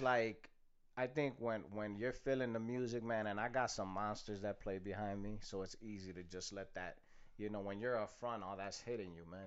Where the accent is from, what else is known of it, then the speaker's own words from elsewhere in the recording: Chicago, Illinois, United States; born and raised in Chicago